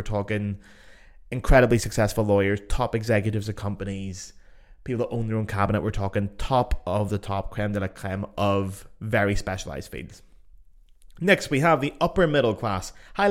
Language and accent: English; Belfast, Northern Ireland, United Kingdom; accent: Belfast; my accent, for example, the beautiful Belfast accent, actually voted sexiest accent in the world.